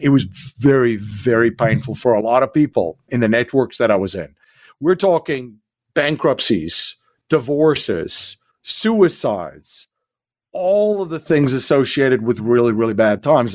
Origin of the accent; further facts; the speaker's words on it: South Africa; moved away as an adult; now in United States; I'm originally from South Africa. So I came here in 2001